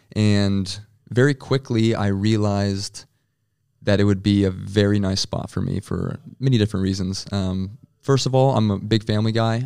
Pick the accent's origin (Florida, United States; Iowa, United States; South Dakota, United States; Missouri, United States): South Dakota, United States; Rapid City; moved away as an adult; also born or lived in Frankfurt; now in Berlin, Germany; I'm from Rapid City, South Dakota, and you know, I love my my hometown